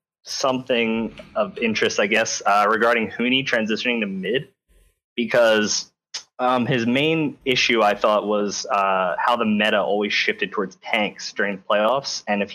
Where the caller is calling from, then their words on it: New Jersey, United States; I'm calling from South Jersey.